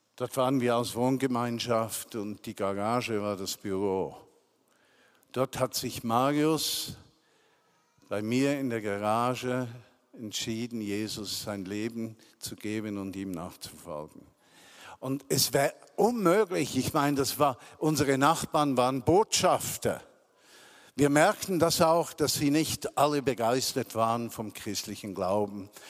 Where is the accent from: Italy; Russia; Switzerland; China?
Switzerland; accent: mix of Zürich German and Bernese German; also born or lived in Zürich; now in Bern, Switzerland; ein Gemisch von Zürich und Berndeutsch versteht, wie ich das normalerweise spreche